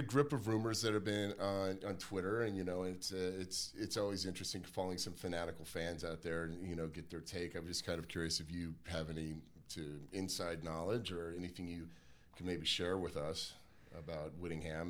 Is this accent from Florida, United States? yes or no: no; Las Vegas, Nevada, United States; also born or lived in Reno, Nevada; now in Salt Lake City, United States; when I was growing up in Las Vegas